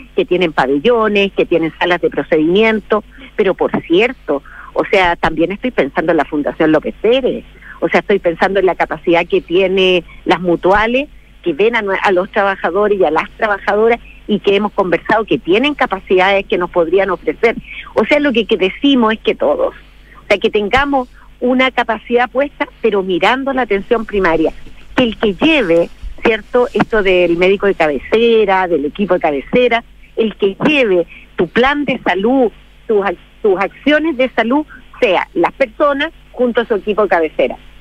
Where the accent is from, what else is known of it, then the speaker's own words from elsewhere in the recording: Rengo, O'Higgins, Chile; yo soy de Rengo